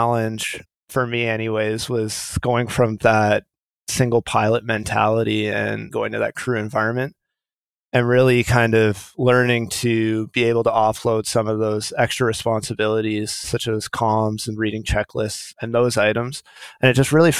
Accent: Thunder Bay, Ontario, Canada; moved away; When I was a young kid, I grew up in Thunder Bay

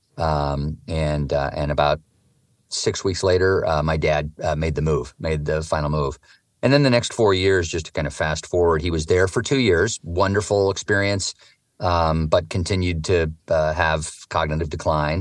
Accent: Eugene, Oregon, United States; I grew up in Eugene, Oregon, a very progressive outdoor place

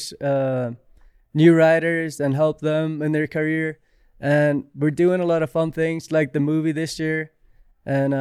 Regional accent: Akureyri, Northeastern Region, Iceland; I'm from Akureyri. It's like a town up in north in Iceland

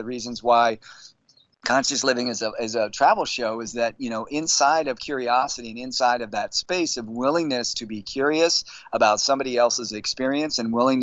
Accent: San Francisco, California, United States; born and raised in San Francisco

